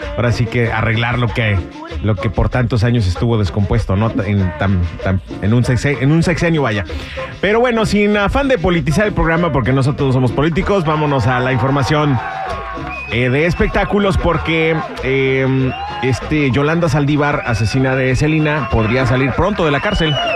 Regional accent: Mexico; now in Los Angeles, United States; nos tenemos que ir de nuestro país

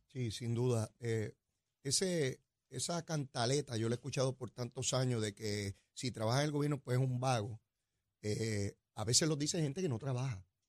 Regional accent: Puerto Rico; Boricua somos

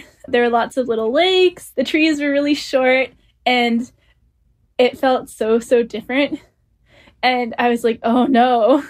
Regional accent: Langley, British Columbia, Canada; moved away as an adult; I grew up in British Columbia, so I was used to like mountains and the rivers and the ocean and all these beautiful tall trees.

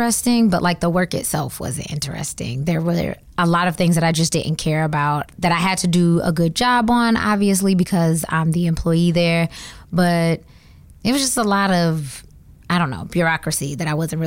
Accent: Georgia, United States; moved away as an adult; also born or lived in Atlanta, Georgia; now in Washington, DC, United States; I am from Georgia

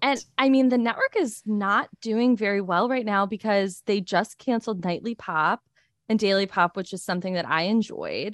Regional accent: United States; being an American

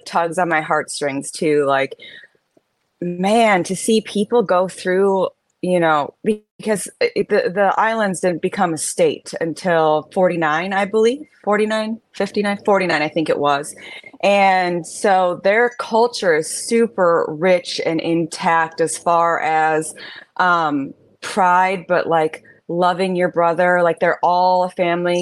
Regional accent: Minnesota, United States; moved away as an adult; also born or lived in California; growing up in Minnesota in the Midwest, there were not a lot of Asian Americans.

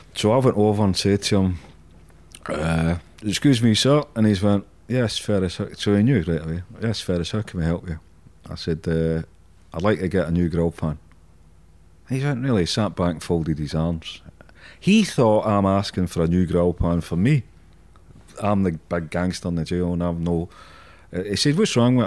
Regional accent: Glasgow, Scotland, United Kingdom; I'm Scottish, I'm Glaswegian

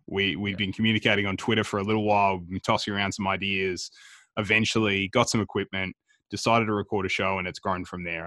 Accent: Melbourne, Victoria, Australia; We're three guys from Melbourne

